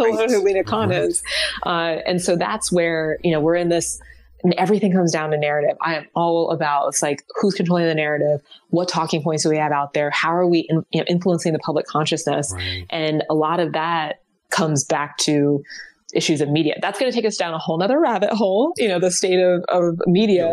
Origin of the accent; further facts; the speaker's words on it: Ohio, United States; I'm from Ohio